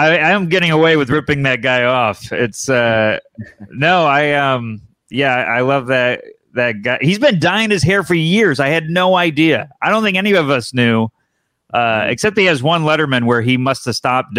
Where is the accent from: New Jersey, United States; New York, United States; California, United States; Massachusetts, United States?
New York, United States; Syracuse; I'm from Syracuse, New York